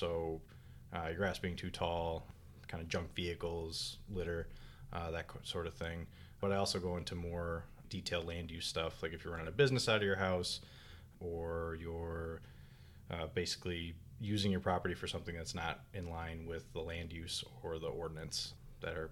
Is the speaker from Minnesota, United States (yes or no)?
yes; Minnesota, United States; moved away as an adult; also born or lived in Collier County, Florida; now in Green Cove Springs, United States; originally I'm from Minnesota. I'm sure you can tell by the accent